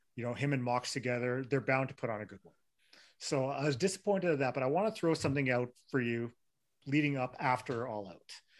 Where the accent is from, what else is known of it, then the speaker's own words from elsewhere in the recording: Winnipeg, Manitoba, Canada; I'm from Winnipeg